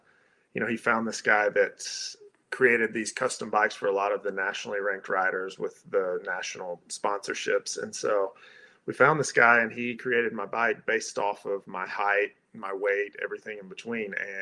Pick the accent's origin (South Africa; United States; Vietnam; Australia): United States; Calhoun, Georgia; I grew up in Georgia, as you alluded to, in Calhoun